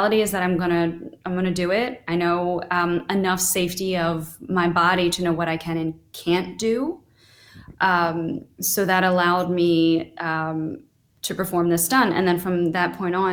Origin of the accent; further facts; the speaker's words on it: United States; born and raised in America